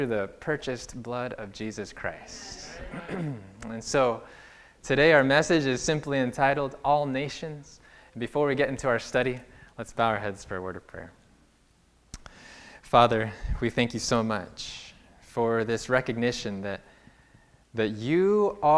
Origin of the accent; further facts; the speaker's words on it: California, United States; also born or lived in Berrien Springs, Michigan; I'm from California